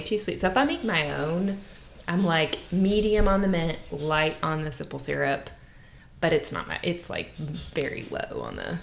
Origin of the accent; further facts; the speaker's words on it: Southern Kentucky, United States; I was born and raised in Southern Kentucky.